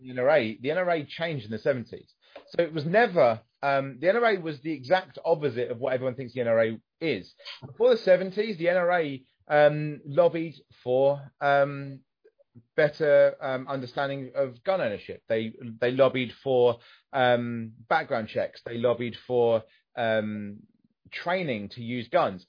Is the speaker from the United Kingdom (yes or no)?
yes; United Kingdom